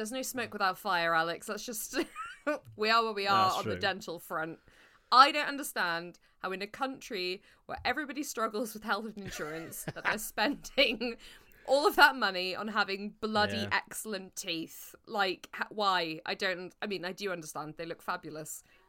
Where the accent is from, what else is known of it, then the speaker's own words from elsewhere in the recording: United Kingdom; we, as British people